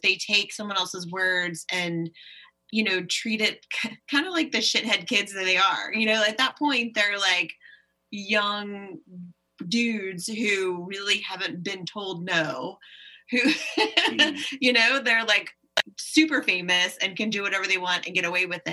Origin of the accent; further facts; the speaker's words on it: United States; as an American